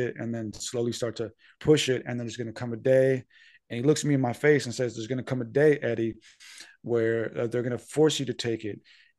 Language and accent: English; San Diego, California, United States; and I told them I was from San Diego